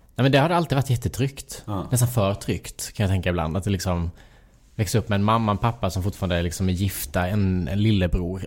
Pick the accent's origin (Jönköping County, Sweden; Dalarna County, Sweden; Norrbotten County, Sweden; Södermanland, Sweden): Jönköping County, Sweden; Värnamo; moved away as an adult; now in Stockholm, Sweden; jag växte upp i Lanna, alltså, en liten by utanför Värnamo.